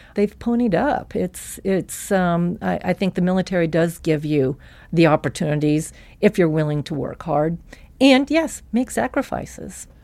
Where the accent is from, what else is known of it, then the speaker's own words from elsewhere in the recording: Missoula, Montana, United States; I grew up in Missoula, Montana